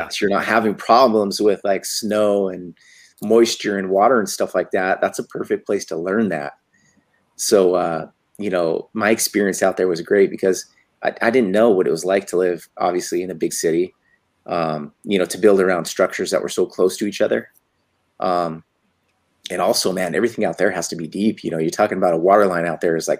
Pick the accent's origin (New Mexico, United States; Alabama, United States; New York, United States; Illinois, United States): New Mexico, United States; Santa Fe; moved away as an adult; also born or lived in Henderson, Nevada / Chicago; now in Las Vegas, United States; We moved to Santa Fe, New Mexico. You know, so I grew up, you know, from 5 years old to about 21 years old there